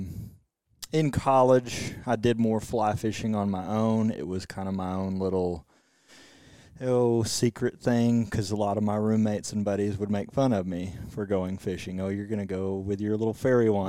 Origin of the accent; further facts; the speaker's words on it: Abilene, Texas, United States; I'm originally from Abilene, West Texas